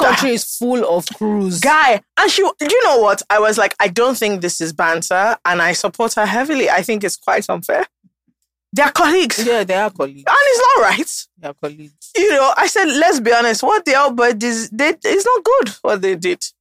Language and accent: English; Nigeria; being Nigerian is so bizarre.